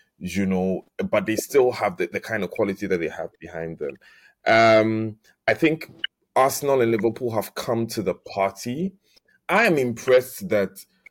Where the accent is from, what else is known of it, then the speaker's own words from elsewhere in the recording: Ghana; I'm Ghanaian